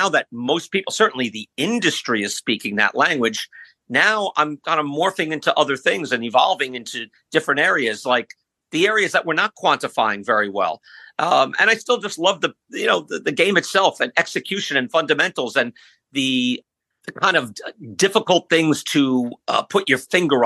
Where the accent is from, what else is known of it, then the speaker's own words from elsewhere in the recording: Long Island, New York, United States; I grew up on Long Island